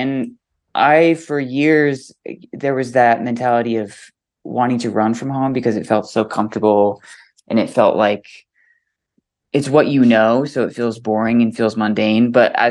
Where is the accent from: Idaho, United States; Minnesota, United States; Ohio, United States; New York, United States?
Idaho, United States; Boise; also born or lived in San Diego, California; It's been home since I was a little kid. I was born in San Diego, but I've lived in Boise since I was about 2 or 3.